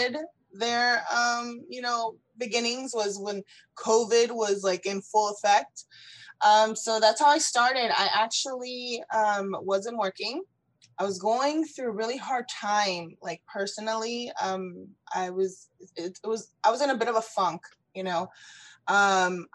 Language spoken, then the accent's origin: English; South Florida, United States; moved away as an adult; also born or lived in Ecuador / Orlando, Florida; now in Houston, United States; I was born in Ecuador and I was brought to the US when I was 4 years old. So I've lived here pretty much my whole life. And I was raised in South Florida